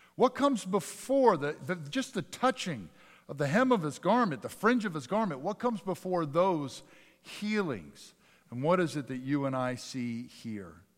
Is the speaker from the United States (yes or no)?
yes; Northeast, United States; I grew up in the Northeast.